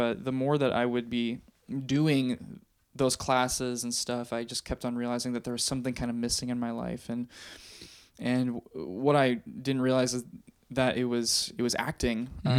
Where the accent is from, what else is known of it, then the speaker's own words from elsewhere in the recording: St. Paul, Minnesota, United States; also born or lived in Claremont, California; Yeah, so I'm from the Twin Cities originally. I was born and raised here in St. Paul.